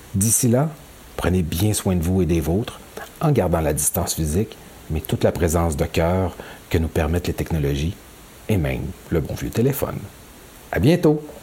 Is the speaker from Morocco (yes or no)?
no; Quebec, Canada; Chez nous, au Québec